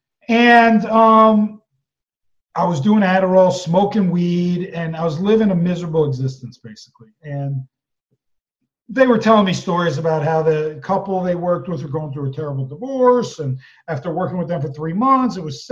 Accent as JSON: {"language": "English", "region": "East Coast", "country": "United States", "said": "I'm from the East Coast"}